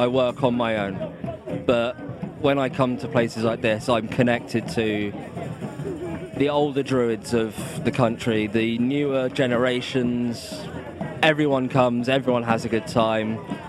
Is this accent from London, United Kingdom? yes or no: yes; London, United Kingdom; moved away as an adult; now in near Stonehenge, United Kingdom; I grew up in London, so I moved down. I moved down this way in like 2006.